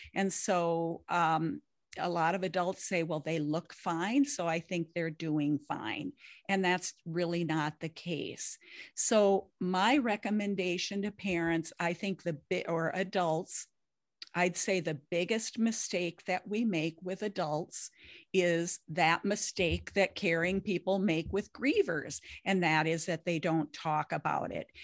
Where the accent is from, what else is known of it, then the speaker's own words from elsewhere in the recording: Lake of the Woods, northern Minnesota, United States; I grew up on Lake of the Woods up in northern Minnesota.